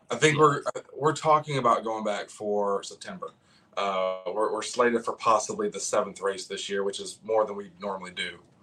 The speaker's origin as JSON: {"language": "English", "town": "Augusta", "region": "Georgia", "country": "United States", "tie": "born or raised there", "also_born_or_lived": "Columbia, South Carolina / Myrtle Beach, South Carolina / Charleston, South Carolina / Mount Pleasant, South Carolina", "moved": "yes", "lives_now": "Greenville, United States", "said": "Augusta, Georgia, mainly. I'm from Greenville, South Carolina now. Uh, originally, I grew up in Augusta as well."}